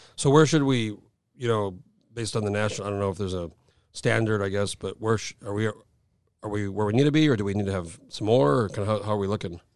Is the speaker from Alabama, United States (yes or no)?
no; New Mexico, United States; moved away as an adult; now in Alaska, United States; I grew up in New Mexico, moved moved here in 04